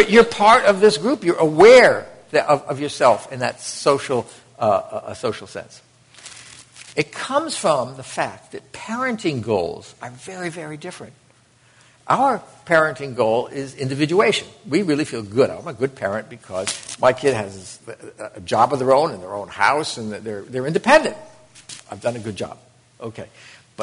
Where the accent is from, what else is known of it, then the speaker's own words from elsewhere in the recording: United States; It was the first time I ever left the United States